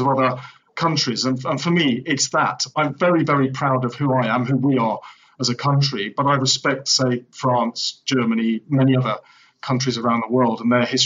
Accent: England, United Kingdom; we who are English, I'm English

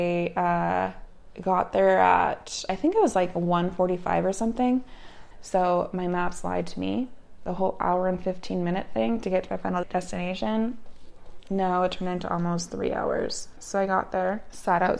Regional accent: Canada; moved away; also born or lived in Utah, United States; growing up in Canada, because we take bike courtesy lessons in Canada

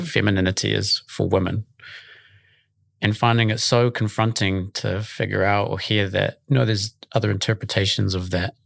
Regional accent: Auckland, New Zealand; I'm from Auckland originally, born and raised in Mount Talbot in Sandringham

